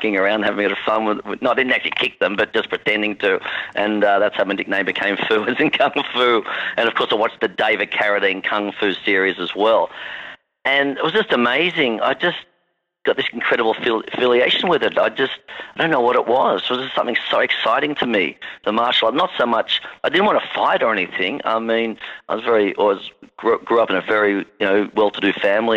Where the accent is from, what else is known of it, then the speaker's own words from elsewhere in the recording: Sydney, New South Wales, Australia; accent: Australian; I grew up in Chatswood, an area called Chatswood in Sydney, which is the north shore of Sydney